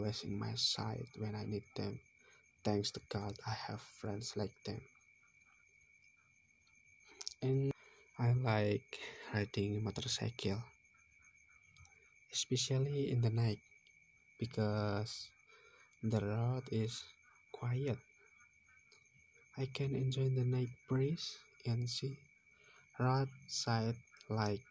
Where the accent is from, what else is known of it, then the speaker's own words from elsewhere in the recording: Semarang, Central Java, Indonesia; I came from Bodian village, Pringapus.